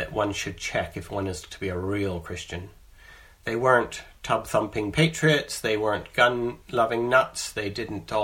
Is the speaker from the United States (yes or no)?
no; Canada; moved away as an adult; now in England, United Kingdom; I'm a Canadian who, when I was 19, I moved to the UK, to England